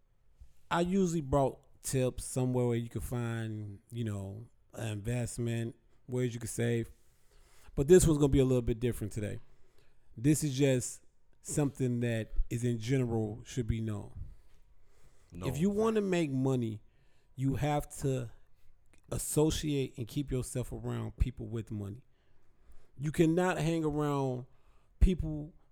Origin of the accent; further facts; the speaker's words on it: Chicago, Illinois, United States; We're from Chicago